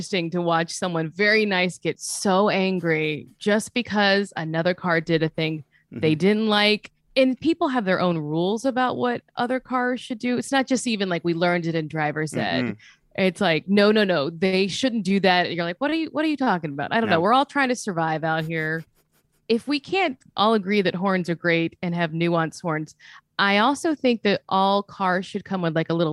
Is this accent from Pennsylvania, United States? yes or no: no; Louisiana, United States; moved away; I'm from Louisiana